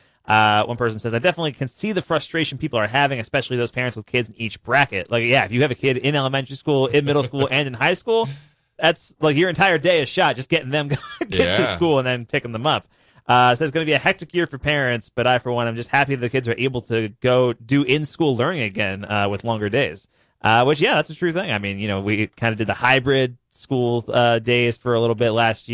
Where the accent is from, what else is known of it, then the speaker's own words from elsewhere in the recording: New York, United States; now in Missoula, United States; when I grew up, I was growing up in New York